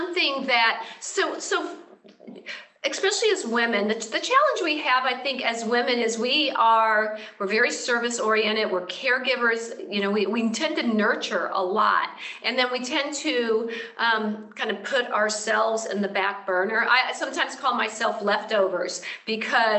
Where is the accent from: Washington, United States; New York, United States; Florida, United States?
Florida, United States; now in Southern California, United States; I'm from Florida